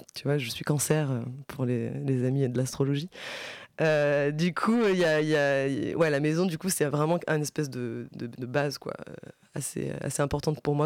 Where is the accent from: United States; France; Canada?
France; je suis française parce que je vais à l'école en France, euh, je suis née en France